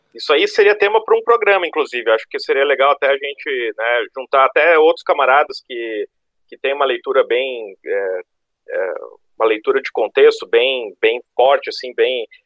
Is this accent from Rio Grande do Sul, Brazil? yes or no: yes; Rio Grande do Sul, Brazil; now in Florianópolis, Brazil; sou sulista, eh, não de Santa Catarina, sou do Rio Grande